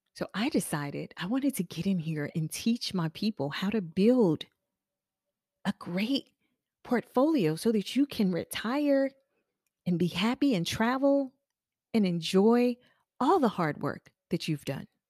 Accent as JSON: {"language": "English", "town": "Charleston", "region": "South Carolina", "country": "United States", "moved": "as an adult", "lives_now": "Charlotte, United States", "said": "I'm from Charleston. South Carolina. I've been living in Charlotte for almost"}